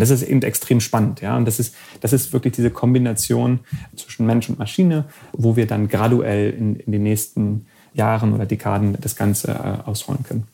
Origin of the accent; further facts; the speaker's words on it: Germany; moved away as an adult; also born or lived in Silicon Valley, United States; ich bin ja ursprünglich aus Deutschland